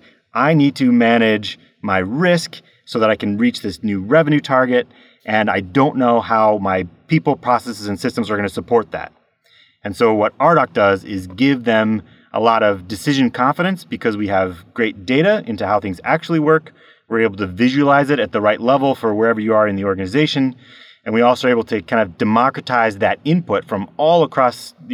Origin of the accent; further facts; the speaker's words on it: United States; moved away as an adult; now in Norway; I'm an American in Norway. I've been here for 13 years